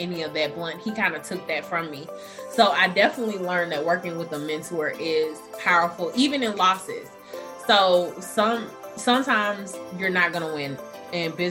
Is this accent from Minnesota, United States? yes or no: no; Atlanta, Georgia, United States; I'm from Atlanta, so it was home territory.